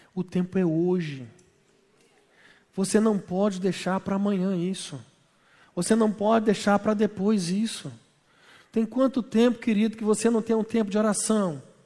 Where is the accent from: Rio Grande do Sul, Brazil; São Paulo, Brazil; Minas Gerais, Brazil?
Minas Gerais, Brazil; Belo Horizonte; Na minha terra, irmão, ir para a praia é evento. Porque nós não temos. A praia mais perto de Belo Horizonte são sete horas e meia.